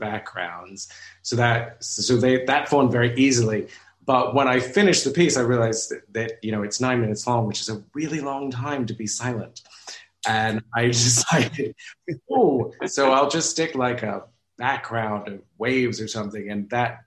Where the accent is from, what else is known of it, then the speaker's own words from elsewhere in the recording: United States; now in London, United Kingdom; being African American